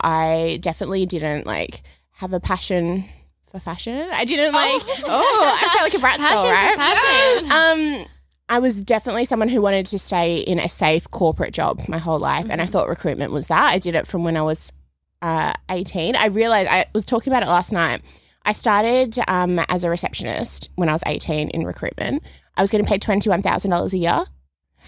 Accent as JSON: {"language": "English", "town": "Perth", "region": "Western Australia", "country": "Australia", "said": "I'm from Perth originally"}